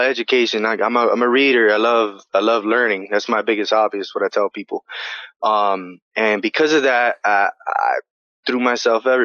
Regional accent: New York City, New York, United States; I'm from New York City

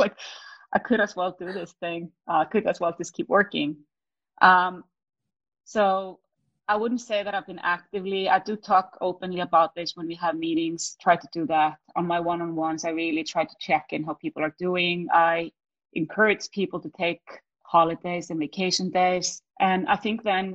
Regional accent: Iceland; also born or lived in New York, United States; now in Stockholm, Sweden; I was raised up in Iceland

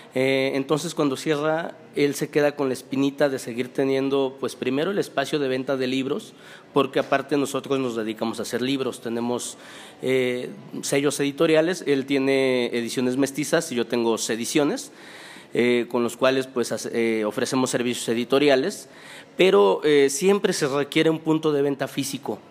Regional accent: Pachuca, Hidalgo, Mexico; moved away as an adult; also born or lived in Guadalajara; ahora ya estoy otra vez aquí en mi ciudad natal, en Pachuca

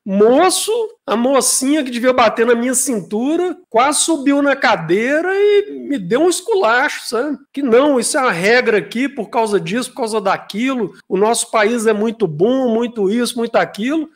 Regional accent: Brazil; sou brasileiro

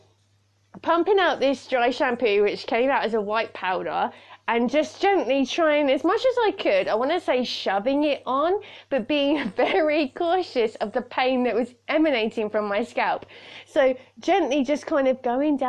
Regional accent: United Kingdom; I'm a Brit

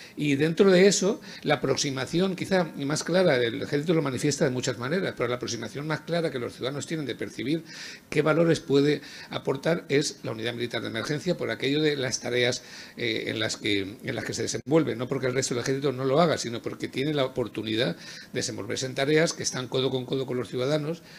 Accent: Spain; como español

